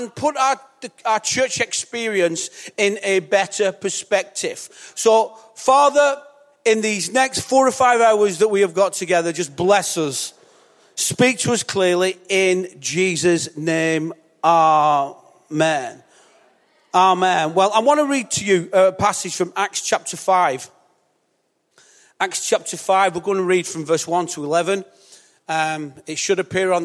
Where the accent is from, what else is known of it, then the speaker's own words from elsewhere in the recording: Bolton, North West England, United Kingdom; I'm from Bolton